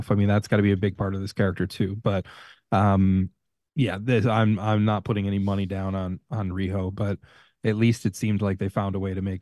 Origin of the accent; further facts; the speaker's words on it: Long Island, New York, United States; I'm from Long Island.